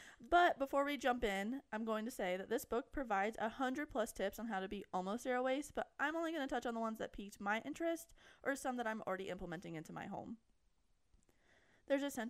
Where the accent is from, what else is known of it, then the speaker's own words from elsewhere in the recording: Florida, United States; we're from Florida. And we live in a county, or we live near a county, that has mandated paper straws.